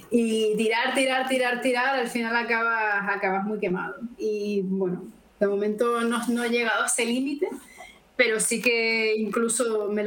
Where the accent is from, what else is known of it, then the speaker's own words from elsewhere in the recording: Canary Islands, Spain; Es decir, yo sí, pero yo soy canaria, ¿no? Entonces es un poco, aunque sí que me siento española y europea, siempre les explico a la gente, yo, yo soy de África, nos estamos a tres horas de la península